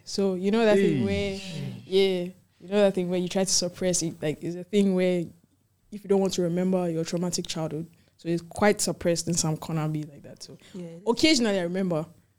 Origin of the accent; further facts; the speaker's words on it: Ghana; I'm from Ghana.